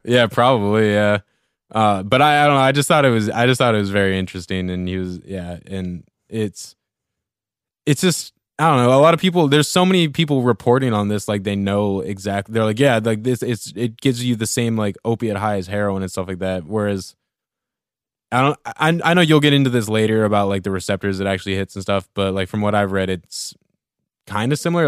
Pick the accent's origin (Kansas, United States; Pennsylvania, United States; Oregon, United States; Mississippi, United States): Oregon, United States; Central; growing up in Central Oregon